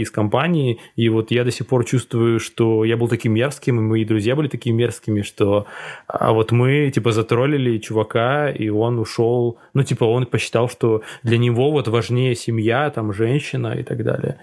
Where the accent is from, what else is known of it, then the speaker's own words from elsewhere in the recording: Cherepovets, Vologda Oblast, Russia; moved away; в моем родном городе, где очень узкая комьюнити, и где, типа, друзья, ну, в смысле, друзья твои, друзья твои девушки, это, типа, ну, весь череповец